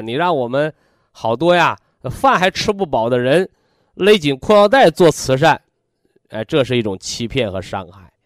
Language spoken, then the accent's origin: Chinese; China; 我们作为炎黄子孙，是吧？我们作为中国人